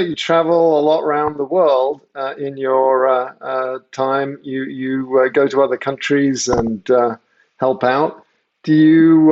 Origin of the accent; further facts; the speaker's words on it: England, United Kingdom; now in United States; I grew up in England, and so I kind of got to see America from afar. Even though I was born in America